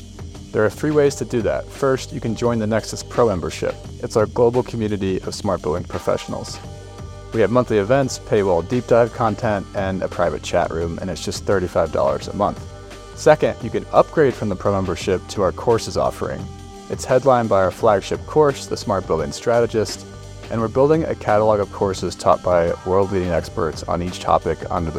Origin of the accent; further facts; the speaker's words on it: Colorado, United States; my home state of Colorado